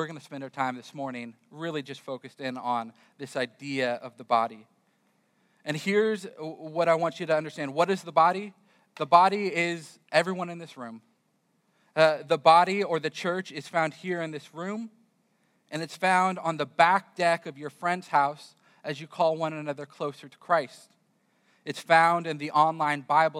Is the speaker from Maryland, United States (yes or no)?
no; California, United States; moved away as an adult; also born or lived in Florida; I grew up in California, and for some reason, my wife decided she would follow me as I moved to Florida